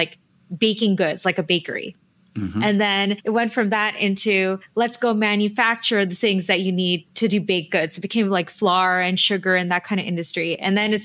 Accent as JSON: {"language": "English", "town": "Toronto", "region": "Ontario", "country": "Canada", "tie": "born or raised there", "also_born_or_lived": "Manila, Philippines", "said": "I grew up here in Toronto"}